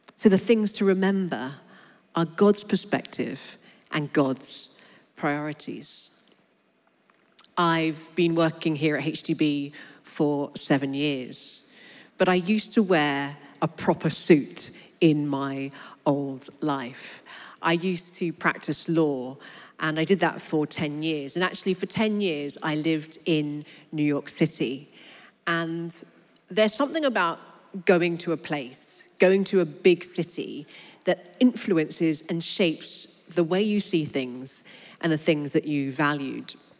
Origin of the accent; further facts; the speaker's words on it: London, United Kingdom; I was born and raised in London. But I grew up on a council estate in North London